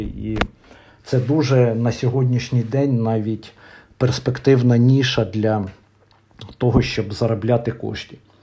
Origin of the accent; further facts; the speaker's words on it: Vyshneve, Kyiv Oblast, Ukraine; в Вишневому, звідки я родом